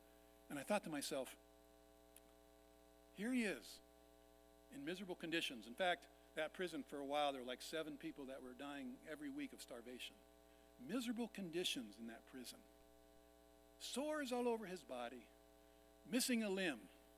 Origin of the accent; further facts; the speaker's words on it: Vietnam; You heard that I was born and raised in Vietnam. My parents worked with the biggest tribe in Vietnam called the Jirai, lived up in the mountains.